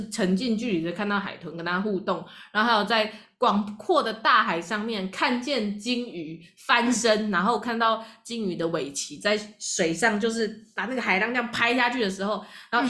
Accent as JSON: {"language": "Chinese", "country": "Taiwan", "said": "我们台湾人"}